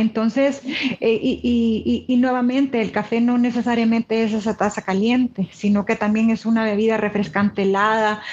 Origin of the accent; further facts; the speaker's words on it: El Salvador; como salvadoreña